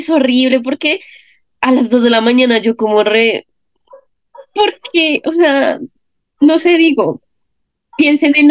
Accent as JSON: {"language": "Spanish", "town": "Bogotá", "region": "Bogotá Capital District", "country": "Colombia", "said": "también soy de Colombia, eh, de Bogotá"}